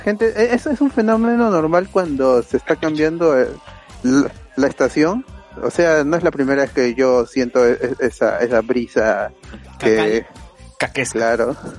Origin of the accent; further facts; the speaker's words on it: Lima, Peru; la mayoría, bueno, casi la mayoría somos de, de Lima Norte